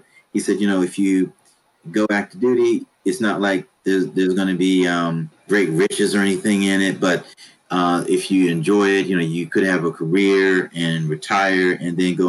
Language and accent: English; Washington, District of Columbia, United States; moved away as an adult; also born or lived in New Hampshire; I'm originally from Washington, D.C.